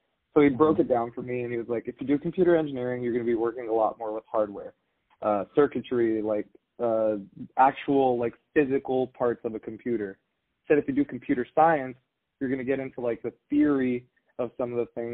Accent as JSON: {"language": "English", "area": "the Bay Area", "region": "California", "country": "United States", "tie": "born or raised there", "moved": "as an adult", "said": "I grew up in the Bay. I went to college in the Bay"}